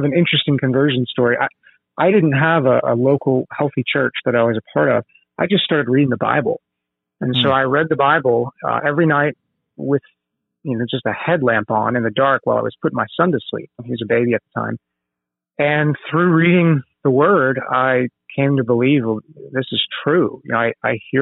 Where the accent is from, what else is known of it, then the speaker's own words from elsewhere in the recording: Atlanta, Georgia, United States; moved away as an adult; also born or lived in Huntsville, Alabama / Savannah, Georgia; I was raised in Atlanta, got out of high school there, and joined the military